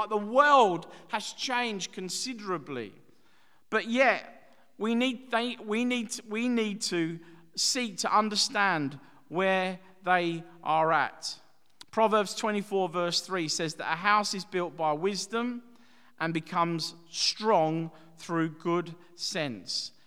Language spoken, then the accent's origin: English; Dagenham, London, United Kingdom; growing up in Dagenham in the East End